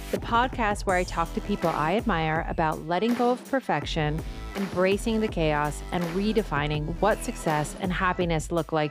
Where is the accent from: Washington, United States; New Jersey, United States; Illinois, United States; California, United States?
Washington, United States; Seattle; moved away; No, I'm from Seattle.